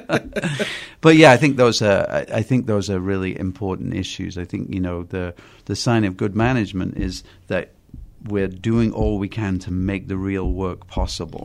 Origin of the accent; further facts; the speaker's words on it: England, United Kingdom; moved away; I'm from England